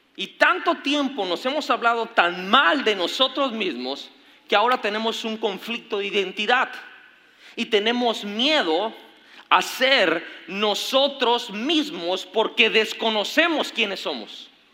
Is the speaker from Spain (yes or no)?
no; Mexico; como mexicanos que fuimos conquistados